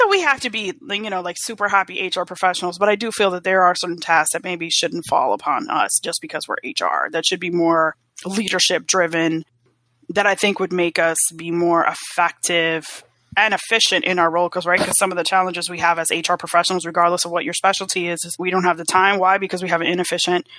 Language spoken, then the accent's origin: English; New York City, New York, United States; also born or lived in South Florida; now in Atlanta, United States; I'm from the Bronx originally